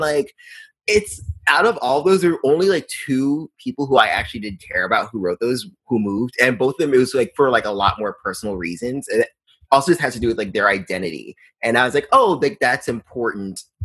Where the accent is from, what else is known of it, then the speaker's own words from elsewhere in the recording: New York, United States; growing up in New York